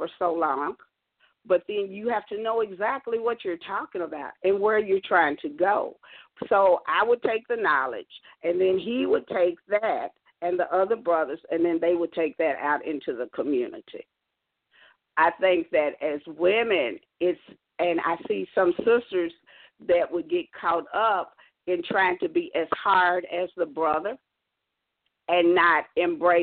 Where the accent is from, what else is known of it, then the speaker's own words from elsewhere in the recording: Kentucky, United States; also born or lived in South Carolina; When I came back from South Carolina to Kentucky